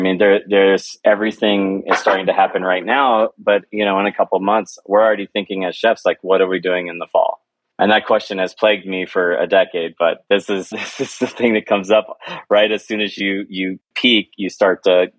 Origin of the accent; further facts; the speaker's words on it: Oklahoma, United States; moved away as an adult; now in Denver, United States; I grew up in Oklahoma